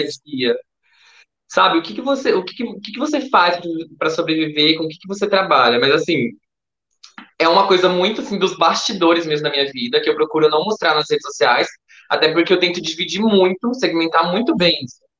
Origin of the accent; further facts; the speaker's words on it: Campinas, São Paulo, Brazil; now in Hortolândia, Brazil; Eu era de Campinas, eu mudei recentemente para Hortolândia